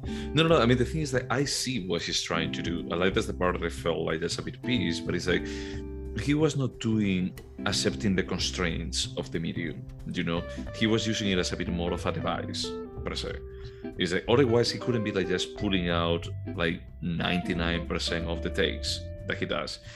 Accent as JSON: {"language": "English", "region": "Galicia", "country": "Spain", "tie": "born or raised there", "moved": "yes"}